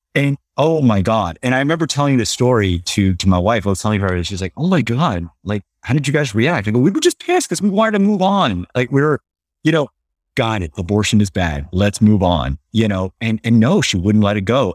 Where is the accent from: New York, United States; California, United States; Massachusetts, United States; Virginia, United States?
California, United States; Los Angeles; growing up in Los Angeles, go to Catholic schools